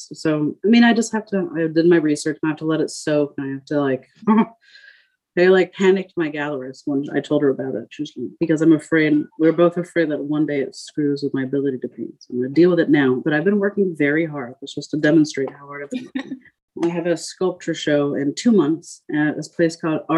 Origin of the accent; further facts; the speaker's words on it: Paris, Île-de-France, France; moved away; I grew up in Paris, where I lived on one of the islands